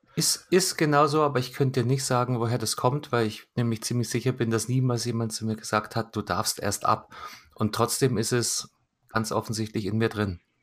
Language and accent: German; Munich, Bavaria, Germany; Ich komme direkt aus München